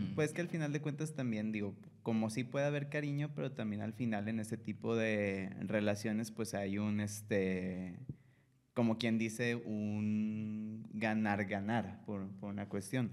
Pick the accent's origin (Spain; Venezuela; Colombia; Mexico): Mexico; Monterrey, Nuevo León; Nosotros somos de, acá de Monterrey, de Monterrey, Nuevo León